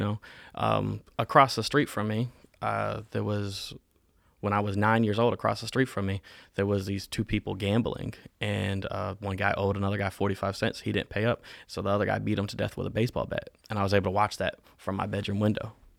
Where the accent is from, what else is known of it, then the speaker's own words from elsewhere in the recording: Winston-Salem, North Carolina, United States; also born or lived in Augusta, Georgia / Saint Paul, Minnesota; We lived in North Carolina from the age that I was three till now. I still live in Winston-Salem.